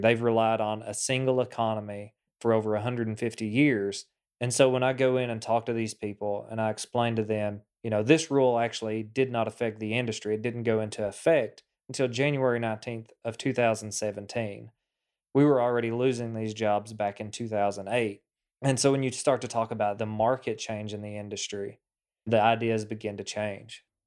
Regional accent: Appalachia, eastern Kentucky, United States; We grew up with water contamination issues

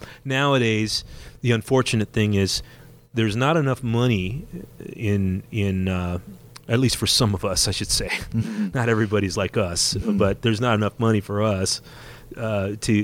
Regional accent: Whittier, California, United States; Back when I was playing backyard parties in my hometown of Whittier, California

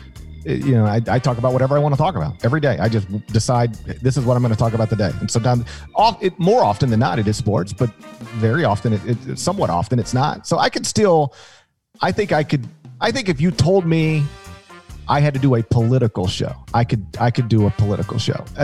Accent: Mississippi, United States; I grew up in Mississippi

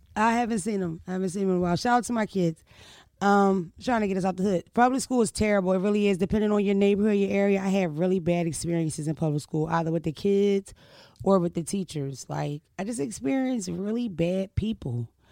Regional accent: Philadelphia, Pennsylvania, United States; moved away; also born or lived in Delaware; I'm from Philadelphia and Delaware

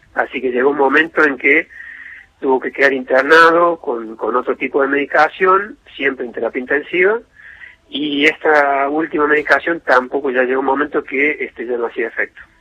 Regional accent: Córdoba, Argentina; nosotros somos de Córdoba

